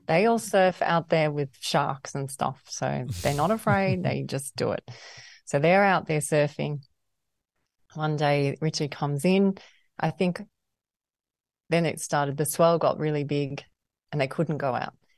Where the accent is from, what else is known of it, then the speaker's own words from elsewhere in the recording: Melbourne, Victoria, Australia; I grew up in Melbourne and I went to a private school in the country there.